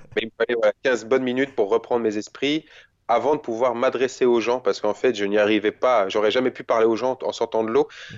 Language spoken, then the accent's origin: French; France; chez nous en France